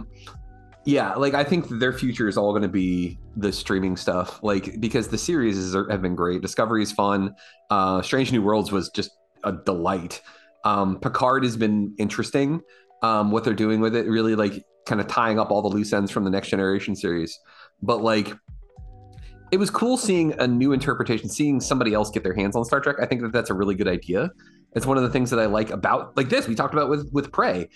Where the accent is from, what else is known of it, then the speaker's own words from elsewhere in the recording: East Coast, United States; I grew up here on the East Coast